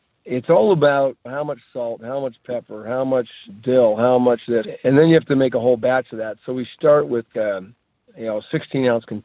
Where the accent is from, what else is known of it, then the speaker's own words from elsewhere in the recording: Alaska, United States; moved away; I was born in Alaska and fished for 20 something years